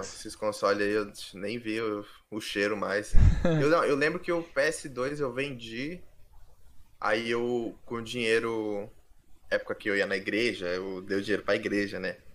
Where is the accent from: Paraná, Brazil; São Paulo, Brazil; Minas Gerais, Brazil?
São Paulo, Brazil; Guarujá; Eu sou do litoral de São Paulo, sou do Guarujá